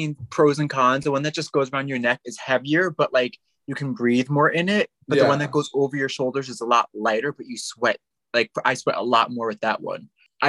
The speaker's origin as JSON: {"language": "English", "region": "New Jersey", "country": "United States", "said": "a lot of people think I'm from New York. I'm actually from New Jersey."}